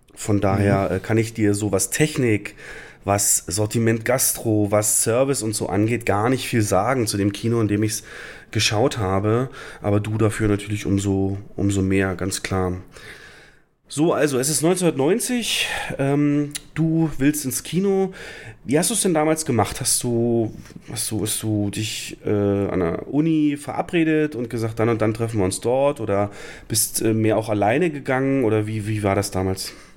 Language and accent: German; Lusatia, Brandenburg, Germany; Ich komme ja aus der Lausitz in Brandenburg und da ist der Ort Cottbus